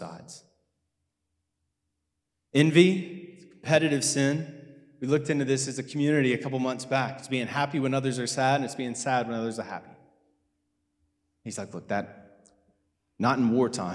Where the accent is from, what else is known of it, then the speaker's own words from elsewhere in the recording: United States; moved away; I'm American